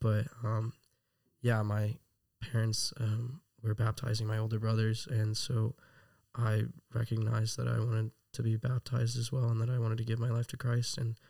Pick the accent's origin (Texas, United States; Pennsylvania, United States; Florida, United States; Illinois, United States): Texas, United States; also born or lived in Rockwall, Texas / Colorado / Austin; I am from all around Texas as well. I was born in Rockwall, Texas. I've moved around to Colorado for a little bit during elementary school. Lived in Austin for a little bit.